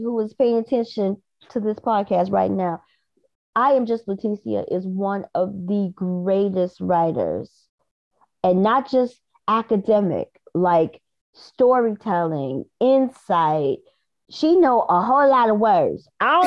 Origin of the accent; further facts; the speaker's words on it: Midwest, United States; we're from the Midwest. Our parents were working people